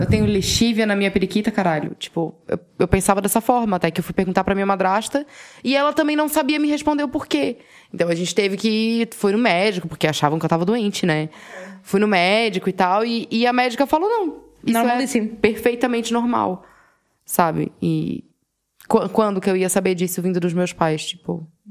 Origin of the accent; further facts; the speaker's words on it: Brazil; Eu sou brasileira